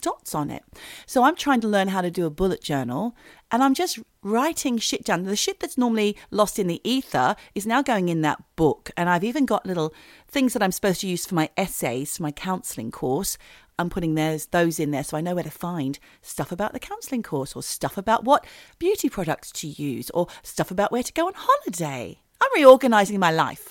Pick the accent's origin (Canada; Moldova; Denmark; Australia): Australia; now in United Kingdom; living as an Australian in the United Kingdom